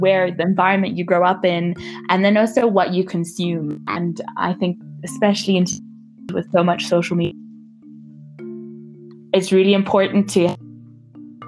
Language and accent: English; Namibia; moved away as an adult; I'm from Namibia